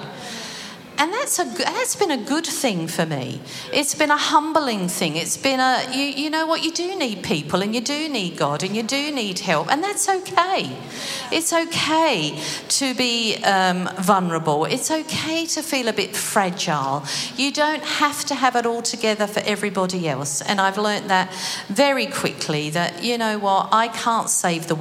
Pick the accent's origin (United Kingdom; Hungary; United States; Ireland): United Kingdom; now in Australia; I suppose it's being British too.